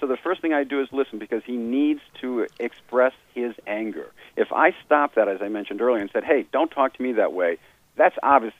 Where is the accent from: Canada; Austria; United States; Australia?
Canada; why are you doing this? I'm a Canadian.